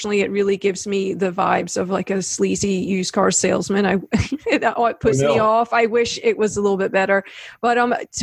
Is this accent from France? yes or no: no; Scotland, United Kingdom; now in South Carolina, United States; I grew up in Scotland